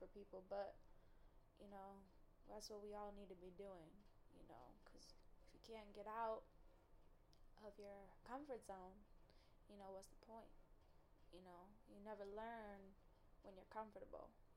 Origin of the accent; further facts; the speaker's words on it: Chicago, Illinois, United States; I'm from Chicago